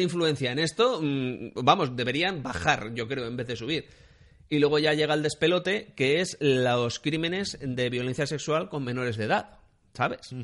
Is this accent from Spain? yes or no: yes; Spain; en España tenemos 46 millones de personas